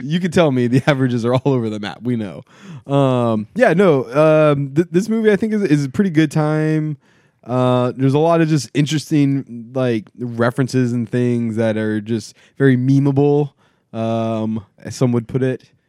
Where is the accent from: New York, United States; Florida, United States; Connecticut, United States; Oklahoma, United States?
Florida, United States; South; growing up in South Florida